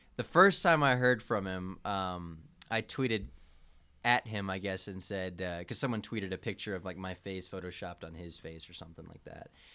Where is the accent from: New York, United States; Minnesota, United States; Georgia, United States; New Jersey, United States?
Georgia, United States; I'm from Georgia